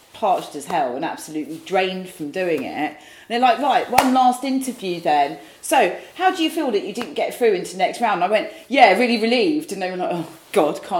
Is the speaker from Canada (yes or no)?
no; Saltwood, South East England, United Kingdom; now in London, United Kingdom; where I grew up in Saltwood